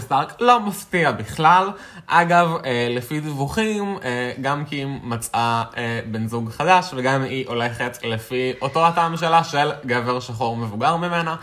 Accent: Israel

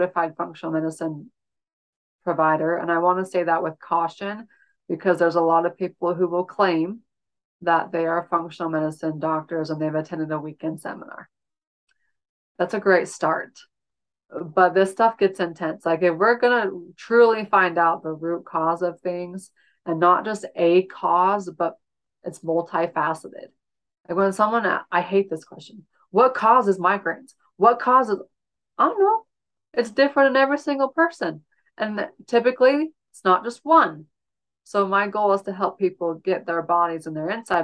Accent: Utah, United States; I'm in Utah, and I grew up in Utah. I grew up in the same house I bought from my parents

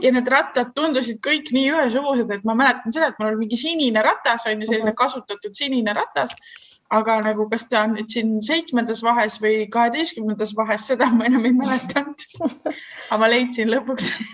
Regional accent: Estonia; also born or lived in Netherlands; see … sealt Eestist

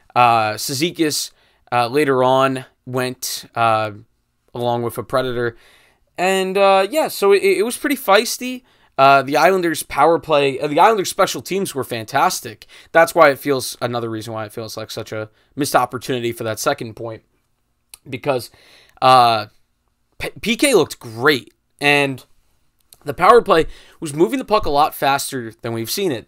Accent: United States; first language English; I'm an American. Can't even succeed in my own language

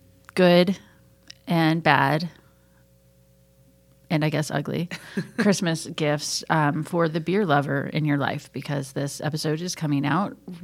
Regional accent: Ozark Mountains, the Ozarks, United States; now in Atlanta, United States; I'm from the Ozark Mountains and I can't enunciate gifts from gifts.

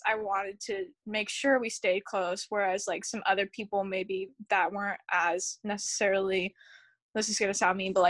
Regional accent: Livermore, California, United States; I'm from Livermore, California

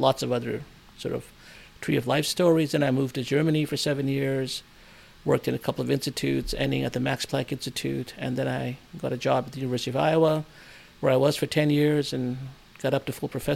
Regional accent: Nova Scotia, Canada; moved away; also born or lived in India / Burnaby, British Columbia, Canada; born in India, but I grew up in Nova Scotia, Canada

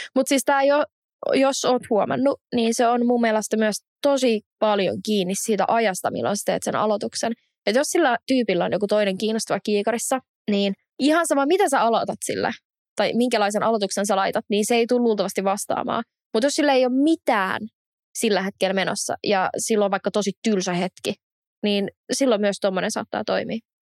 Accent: Espoo, Uusimaa, Finland; mä oon Espoosta

